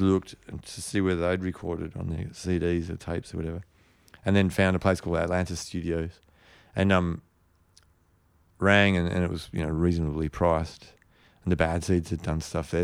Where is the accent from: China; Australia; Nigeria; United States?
Australia; Perth, Western Australia; also born or lived in Port Hedland, Australia / London, United Kingdom; I came back and started school in Perth